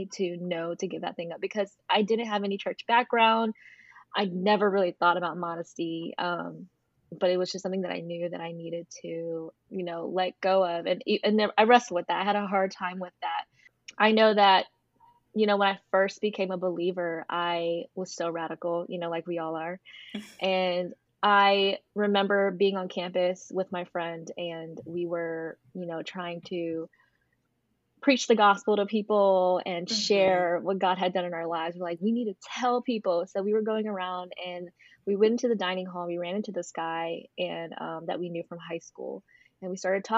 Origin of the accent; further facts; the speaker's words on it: North Carolina, United States; I'm from North Carolina.